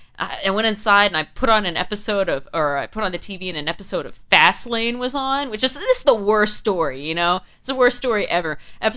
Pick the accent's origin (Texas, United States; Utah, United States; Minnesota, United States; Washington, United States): Texas, United States; Houston; It was in the winter, and I'm from Houston. I've got thin blood.